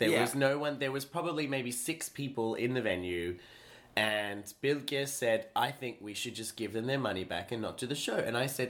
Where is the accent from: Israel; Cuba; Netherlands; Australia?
Australia; I am Australian.